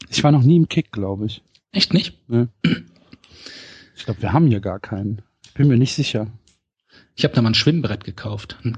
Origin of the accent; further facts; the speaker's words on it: Essen, North Rhine-Westphalia, Germany; Nee, Ich komme aus Essen.